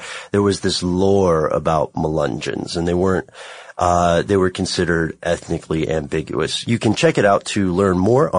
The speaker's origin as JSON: {"language": "English", "region": "Tennessee", "country": "United States", "tie": "born there", "said": "Now, you know, I was born in Tennessee. My family's from the hinterlands mm-hmm. of the Appalachia."}